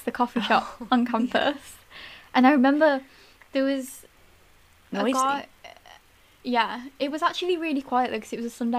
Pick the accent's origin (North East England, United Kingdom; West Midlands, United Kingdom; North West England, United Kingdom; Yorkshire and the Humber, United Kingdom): West Midlands, United Kingdom; Tamworth; Oh, that's nice. I'm from Tamworth.